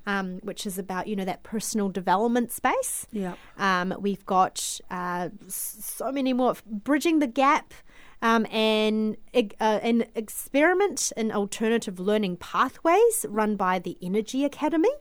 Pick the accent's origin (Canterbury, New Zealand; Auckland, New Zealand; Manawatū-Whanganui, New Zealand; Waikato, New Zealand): Auckland, New Zealand; moved away as an adult; also born or lived in Guangzhou, China; now in Christchurch, New Zealand; migrated to New Zealand when I was seven in 1997.